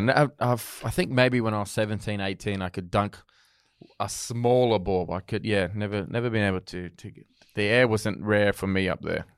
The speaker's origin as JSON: {"language": "English", "country": "Australia", "said": "being Australian, growing up"}